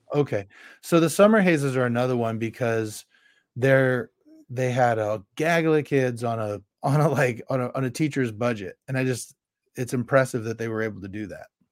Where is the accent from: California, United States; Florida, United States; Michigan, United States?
California, United States; Carmichael; I was from the Carmichael stake and I bounced in and out my home ward the whole time